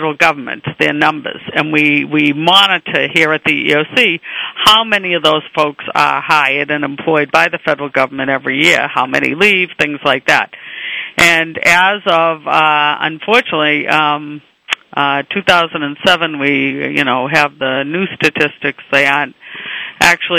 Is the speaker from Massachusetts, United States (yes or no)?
yes; Boston, Massachusetts, United States; accent: Boston; my Boston accent